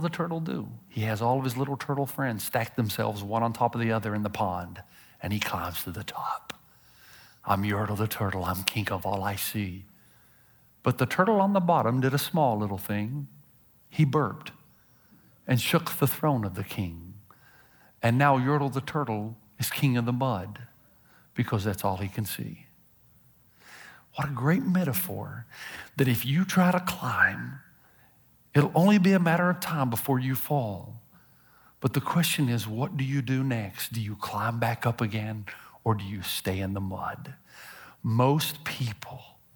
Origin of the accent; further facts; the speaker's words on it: Tennessee, United States; I'm from Tennessee